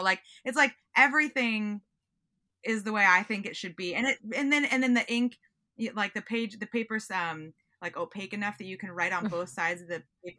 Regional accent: Pacific Northwest, United States; I'm from the Northwest and you don't always get to sit at a table on a busy commuter ferry.

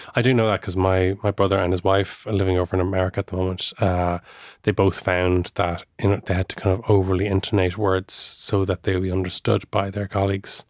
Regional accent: Ireland

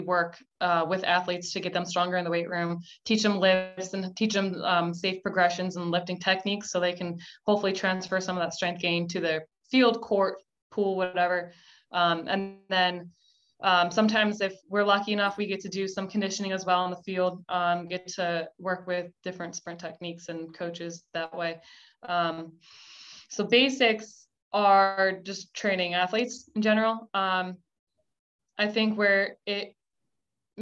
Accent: Connecticut, United States; moved away as an adult; also born or lived in Buffalo, New York / Kentucky / Virginia / Florida; now in Georgia, United States; I was born in Buffalo, New York, and then my family moved to Connecticut when I was younger

